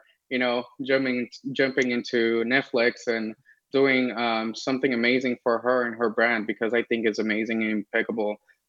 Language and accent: English; Los Angeles, California, United States; also born or lived in Las Vegas, Nevada; I was born here in LA. I'm streaming from LA right now. And I grew up here in California. And then I happened to move to Las Vegas. And I spent my maybe 10 years there. And then I just came back in 2019